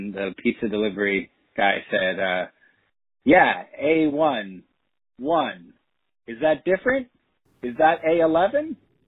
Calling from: Brooklyn, New York, United States

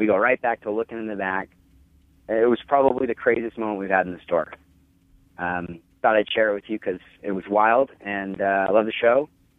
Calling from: Salt Lake City, Utah, United States; I'm calling from Salt Lake City. … I have a little toy store that I own

